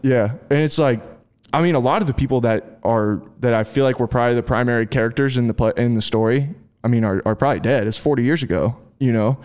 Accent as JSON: {"language": "English", "country": "United States", "tie": "born or raised there", "said": "Maryville, Missouri, which is in the northwest corner of, of, uh, Missouri, is about thirty minutes from my hometown"}